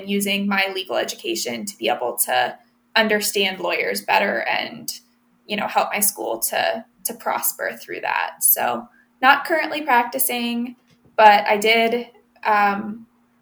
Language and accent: English; Findlay, Ohio, United States; also born or lived in Reading, Pennsylvania / Toledo, Ohio; we moved to Findlay, Ohio. And I grew up, obviously spent a lot of my life there as well.